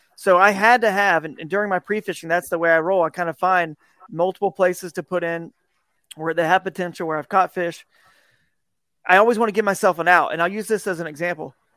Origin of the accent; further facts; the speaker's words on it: Southeast, United States; I grew up in the Southeast where you got a lot of these, these rivers in the Piedmont